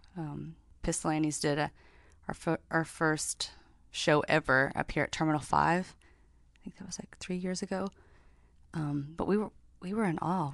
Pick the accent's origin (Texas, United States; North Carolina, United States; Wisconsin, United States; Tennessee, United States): Tennessee, United States; Knoxville; now in Nashville, United States; from Knoxville, but live in Nashville